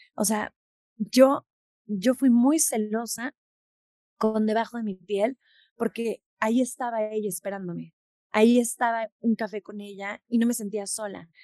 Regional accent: Mexico; en México no lo pudimos hacer por mil complicaciones, por la burocracia, porque está de más explicarte por qué no lo pude hacer en mi país

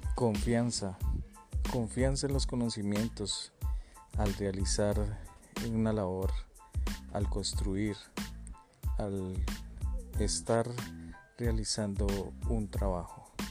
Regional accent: Colombia; Como buenos colombianos

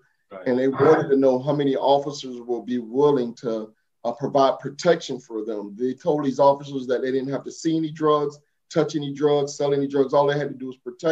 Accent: Savannah, Georgia, United States; Growing up in Savannah, Georgia

